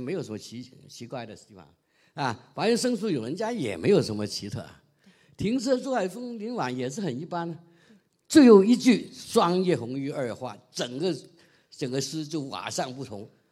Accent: Guangdong, China; 我们广东人整天见这个都是知道了

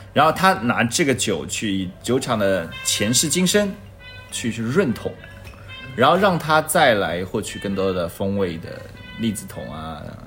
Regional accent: China; 我们其实中国人

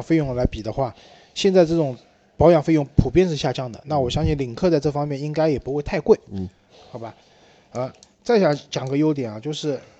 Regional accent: China; 我们中国人买车啊，还是还是以大为美的

